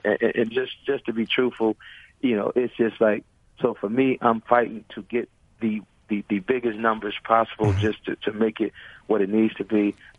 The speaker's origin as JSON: {"language": "English", "town": "Chicago", "region": "Illinois", "country": "United States", "said": "I'm from Chicago originally."}